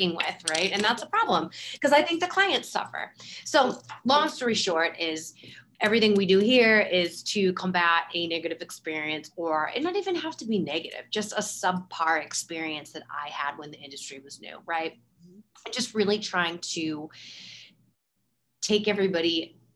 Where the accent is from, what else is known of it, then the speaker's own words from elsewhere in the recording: Boston, Massachusetts, United States; I'm from the Boston area where the weather is very polar